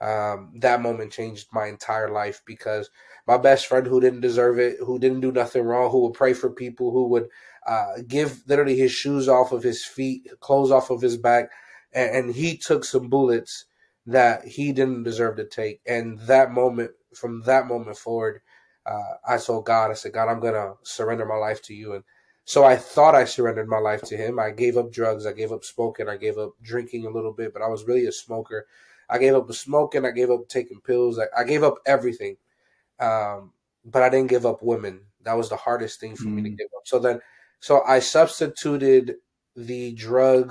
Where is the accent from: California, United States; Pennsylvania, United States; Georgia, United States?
Pennsylvania, United States; I'm from Pennsylvania